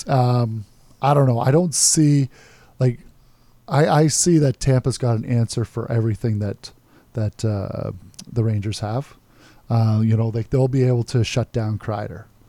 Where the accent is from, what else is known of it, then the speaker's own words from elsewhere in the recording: Canada; as a Canadian